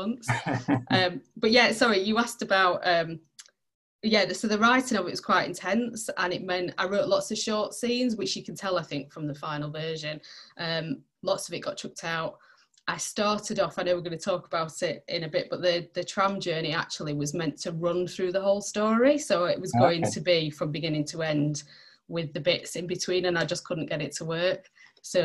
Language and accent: English; Barnsley, Yorkshire and the Humber, United Kingdom; moved away as an adult; now in Sheffield, United Kingdom; I didn't grow up in Sheffield, I grew up in Barnsley.